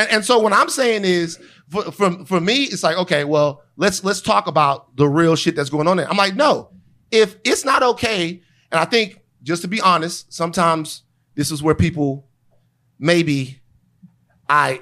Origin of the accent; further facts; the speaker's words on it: Louisiana, United States; where I'm from in Louisiana, the culture is like ridiculously strong